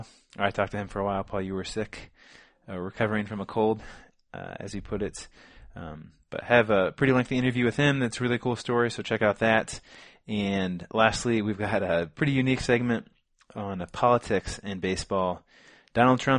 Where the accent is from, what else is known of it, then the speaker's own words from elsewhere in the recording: Champaign, Illinois, United States; we are twin brothers from Champaign, Illinois